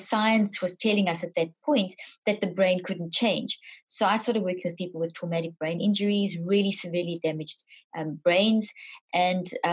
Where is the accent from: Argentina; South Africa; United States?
South Africa; moved away; also born or lived in Zimbabwe; I was born in Zimbabwe, grew up in South Africa.